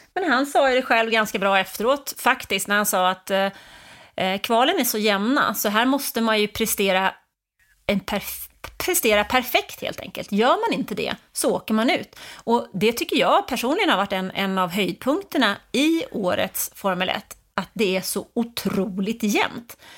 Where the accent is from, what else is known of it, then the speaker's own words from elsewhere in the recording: Stockholm, Stockholm County, Sweden; Jag är uppvuxen i Stockholm